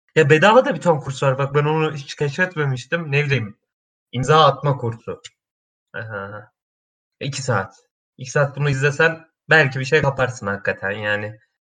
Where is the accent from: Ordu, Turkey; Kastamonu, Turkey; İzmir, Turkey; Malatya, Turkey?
Kastamonu, Turkey; now in Istanbul, Turkey; Kastamonluyum aslen.